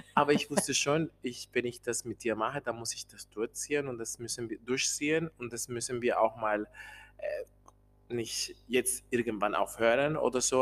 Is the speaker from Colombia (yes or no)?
yes; Colombia; German is a second language; moved away as an adult; now in Germany; ich bin äh, in Kolumbien geboren, ich wohne hier in Deutschland schon 13 Jahre